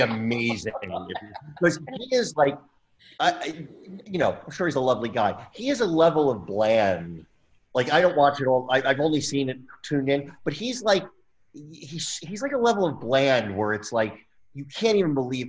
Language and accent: English; New Jersey, United States; when I was growing up in New Jersey. I'm from Jersey